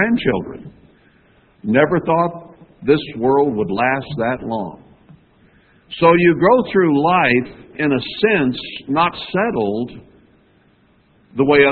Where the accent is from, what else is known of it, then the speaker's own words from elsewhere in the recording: United States; I grew up in America.